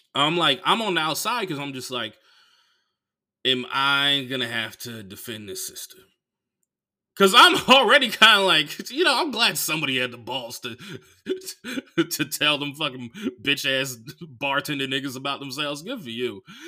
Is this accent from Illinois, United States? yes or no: no; Oakland, California, United States; now in Los Angeles, United States; I grew up in Oakland